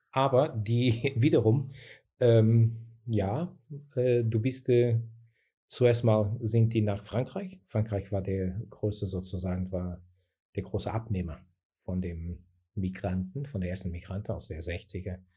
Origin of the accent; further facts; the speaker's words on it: Portugal; now in Germany; die Gesellschaft hier ist ein bisschen anders gestaltet, gestaltet sich ein bisschen anders als bei uns in Portugal.